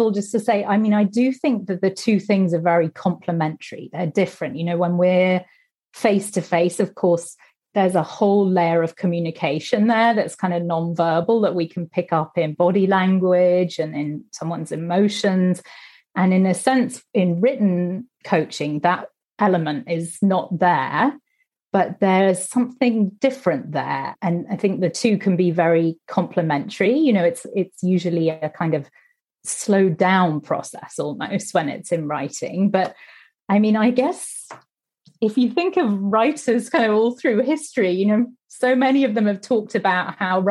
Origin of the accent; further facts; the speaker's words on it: Singapore; also born or lived in Manila, Philippines / Hong Kong / Sydney, Australia / Tokyo, Japan; So I was born in Manila. I grew up in Singapore mostly.